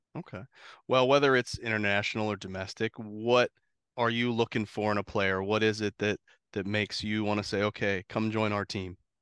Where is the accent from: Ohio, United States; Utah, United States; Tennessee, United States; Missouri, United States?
Ohio, United States; I grew up in Ohio